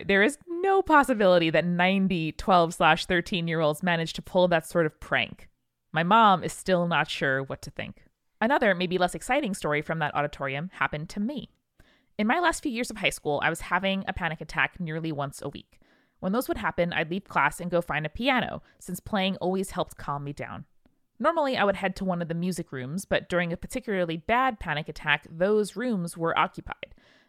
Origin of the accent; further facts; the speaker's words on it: Hibbing, Minnesota, United States; I grew up in Hibbing, Minnesota, a small struggling mining town famous for two things … its historic high school.